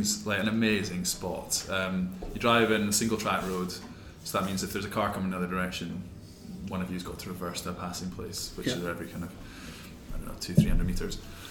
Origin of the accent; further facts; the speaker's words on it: north of Inverness, near Falls of Shin, Scotland, United Kingdom; North of Inverness. So near Falls of Shin.